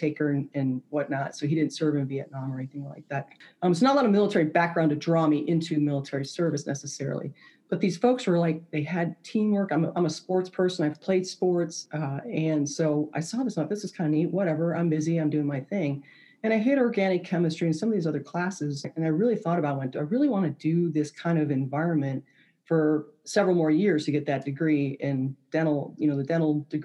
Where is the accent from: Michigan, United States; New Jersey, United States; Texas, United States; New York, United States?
Michigan, United States; suburbs of Detroit; moved away as an adult; I grew up in Michigan, just north of Detroit, one of the suburbs of Detroit